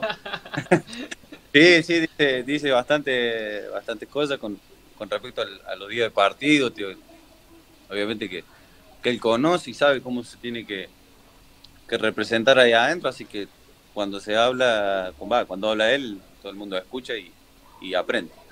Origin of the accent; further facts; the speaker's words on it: Córdoba, Argentina; moved away as an adult; also born or lived in Mexico; Soy hincha de, Instituto de Córdoba, porque soy de ahí